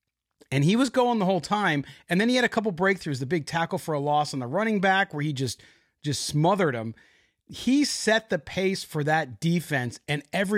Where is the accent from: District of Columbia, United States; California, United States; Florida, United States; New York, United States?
California, United States; San Diego; I grew up in San Diego as a Padres fan